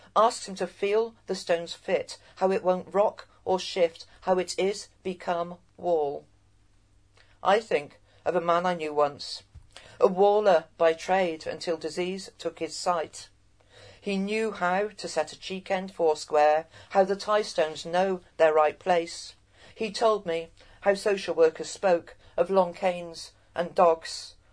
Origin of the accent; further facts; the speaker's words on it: Cheltenham, South West England, United Kingdom; as a Gloucestershire born and bred, my family been in Gloucestershire for generations